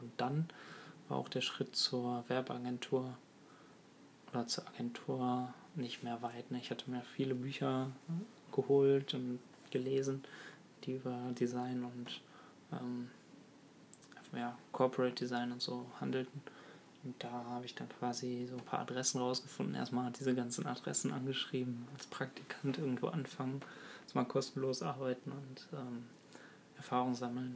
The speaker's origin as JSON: {"language": "German", "area": "Ruhr area", "region": "North Rhine-Westphalia", "country": "Germany", "also_born_or_lived": "Birkenfeld", "said": "Ich komme aus dem Ruhrgebiet"}